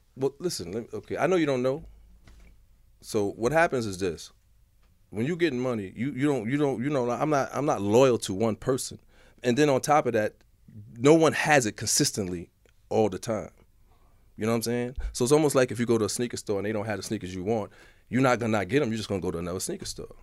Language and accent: English; New York City, New York, United States; also born or lived in Manhattan / Harlem; I was from the Bronx. I came down to Manhattan